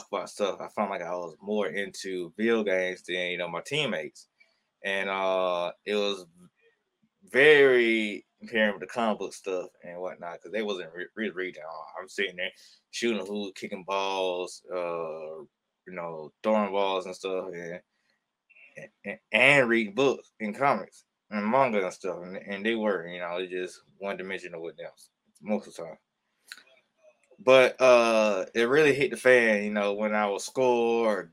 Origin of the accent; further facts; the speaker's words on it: Georgia, United States; I'm from the state of Georgia